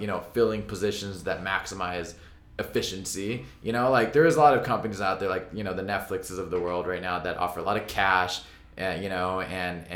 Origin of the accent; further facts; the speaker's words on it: Orange County, California, United States; growing up in Orange County, you know, like, just minutes from Anaheim.